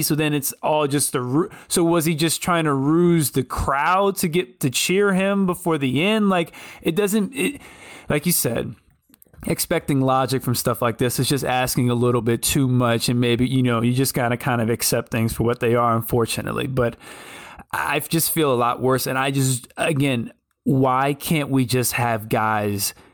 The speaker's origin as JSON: {"language": "English", "town": "Richmond", "region": "Virginia", "country": "United States", "tie": "born or raised there", "said": "my hometown of Richmond, Virginia"}